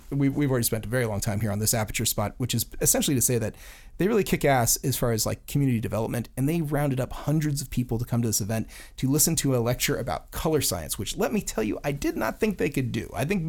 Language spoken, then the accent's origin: English; Florida, United States; Yeah, well, I'm from Florida. Whoa. Yeah, yeah, so, I guess that is the South.